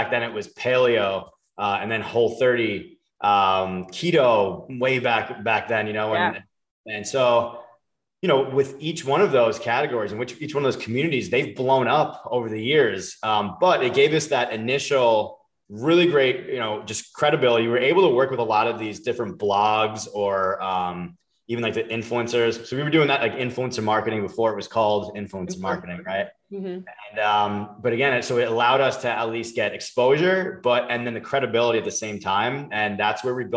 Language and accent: English; Long Island, New York, United States; also born or lived in Palm Beach, Florida; now in Florida, United States; I grew up in Long Island